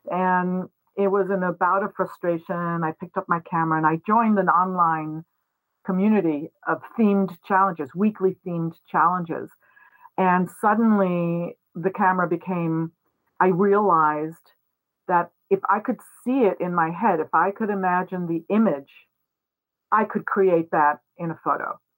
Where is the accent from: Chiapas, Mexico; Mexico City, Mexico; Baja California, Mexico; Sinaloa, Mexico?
Mexico City, Mexico; also born or lived in New York, United States; I was born in New York. Uh, when I was three years old, my family moved to Mexico, where I grew up. I grew up in Mexico City, so I consider myself completely bilingual, bi- bicultural, all of those things. I am not technically Mexican